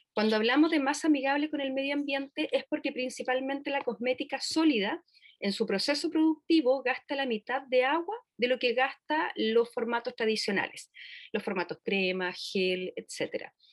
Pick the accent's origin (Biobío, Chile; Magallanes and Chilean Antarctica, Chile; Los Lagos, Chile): Los Lagos, Chile; Puerto Varas; nosotros somos de Puerto Varas